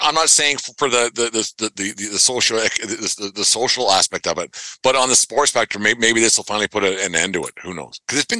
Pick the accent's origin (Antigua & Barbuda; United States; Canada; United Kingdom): Canada; I am, as a Canadian